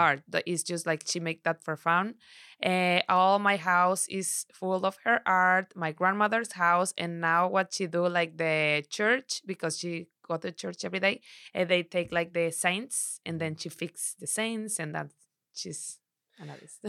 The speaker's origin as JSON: {"language": "English", "region": "Sinaloa", "country": "Mexico", "tie": "born or raised there", "also_born_or_lived": "Torreón, Coahuila", "second_language": "English", "said": "I'm from Sinaloa. I born in Torreón, Coahuila, but since I was, uh, six months o, six months, my, my mom and my dad take me to Sinaloa. So, I've been there forever."}